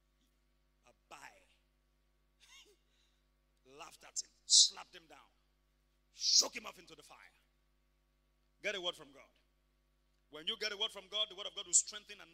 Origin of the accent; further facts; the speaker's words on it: Ibadan, Oyo, Nigeria; We grew up in Mokola together